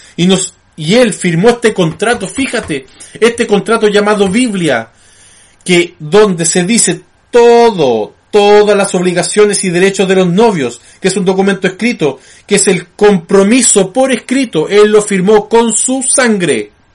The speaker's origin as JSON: {"language": "Spanish", "country": "Chile"}